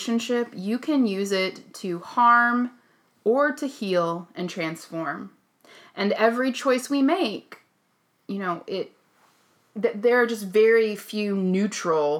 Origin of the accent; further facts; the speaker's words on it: Oklahoma, United States; I grew up in Oklahoma